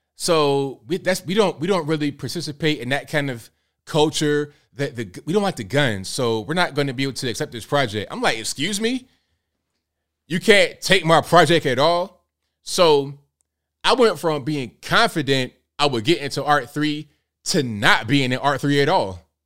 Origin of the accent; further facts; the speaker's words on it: Virginia Beach, Virginia, United States; I'm from Virginia Beach